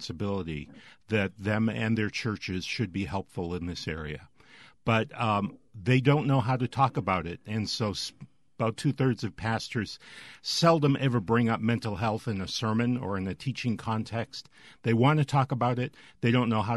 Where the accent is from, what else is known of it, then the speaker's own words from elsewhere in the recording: Boston, Massachusetts, United States; moved away as an adult; now in Mississippi, United States; I'm originally from the Boston area